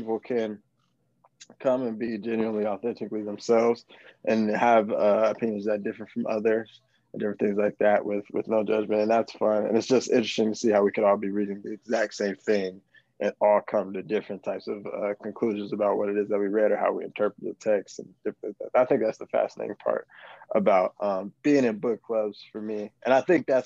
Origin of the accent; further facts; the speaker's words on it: Palmdale, California, United States; also born or lived in Colorado; now in Inglewood, United States; I am from Palmdale, California. I live in Inglewood currently